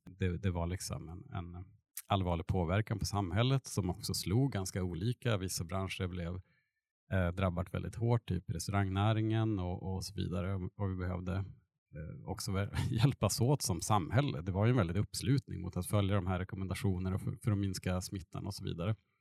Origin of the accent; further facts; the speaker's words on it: Burträsk, Västerbotten County, Sweden; moved away as an adult; now in Eskilstuna, Sweden; min bakgrund är jag uppväxt på ja, landsbygden utanför Burträsk i Västerbotten mellan Umeå och Skellefteå